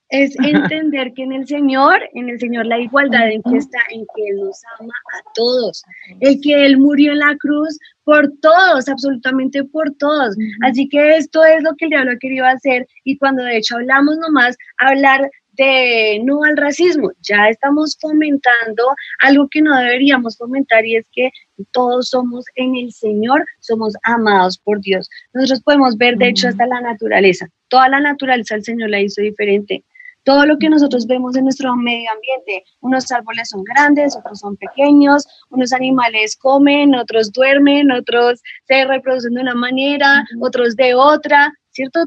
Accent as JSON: {"language": "Spanish", "country": "Colombia", "said": "a nosotros como colombianos siempre, o bueno, antes ya no tanto, pero nos, nos tildaban mucho de narcos"}